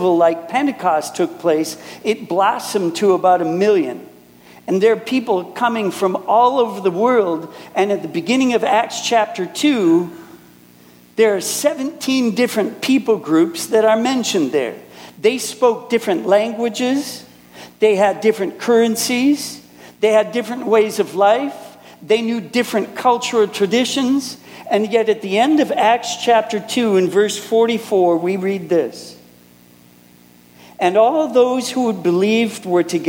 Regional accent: Minneapolis, Minnesota, United States; moved away as an adult; now in Germany; I'm originally from Minneapolis, but I live in Germany now

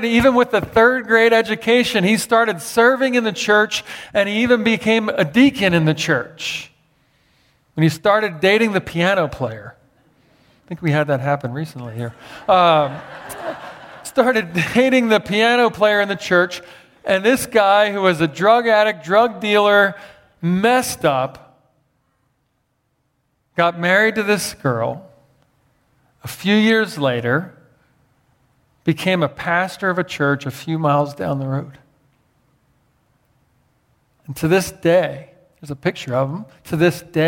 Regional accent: Philadelphia, Pennsylvania, United States; growing up in Philadelphia with a dad as a pastor

